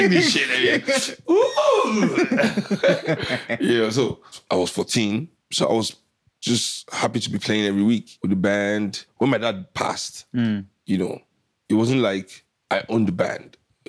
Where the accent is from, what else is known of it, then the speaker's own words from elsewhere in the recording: Kolkata, West Bengal, India; because growing up in Calcutta, everybody was smoking